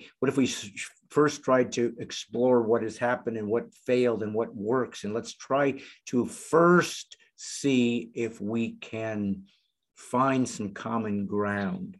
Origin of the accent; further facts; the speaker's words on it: United States; I was born in the United States